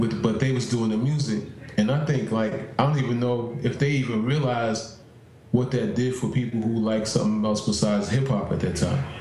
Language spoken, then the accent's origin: English; New York City, New York, United States; I was in the Bronx because I'm from New York.